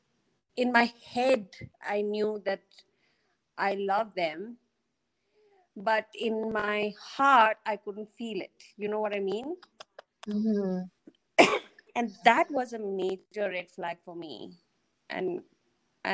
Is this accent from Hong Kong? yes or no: no; Bhutan; I grew up in Bhutan